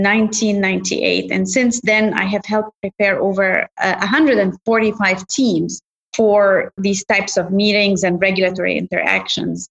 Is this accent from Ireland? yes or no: no; Egypt; moved away; I grew up in Egypt